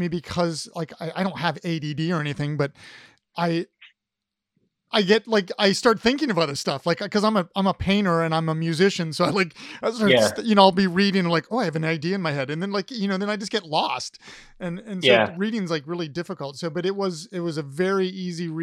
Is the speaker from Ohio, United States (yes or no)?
yes; Ohio, United States; I'm an Ohio guy